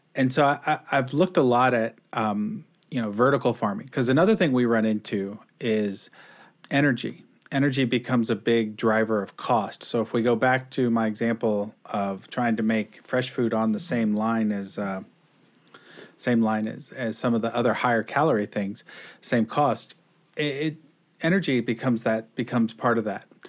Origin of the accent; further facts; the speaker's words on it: Houston, Texas, United States; now in Seattle, United States; I grew up in Houston.